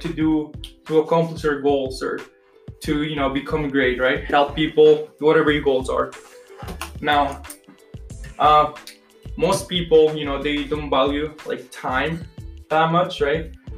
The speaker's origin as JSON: {"language": "English", "country": "Colombia", "moved": "yes", "said": "I'm from Colombia, I guess, but uh, taking kinesiology here"}